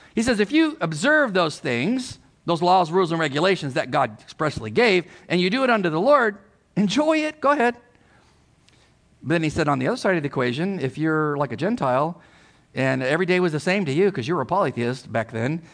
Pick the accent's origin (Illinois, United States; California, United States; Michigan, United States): California, United States; moved away; I'm from California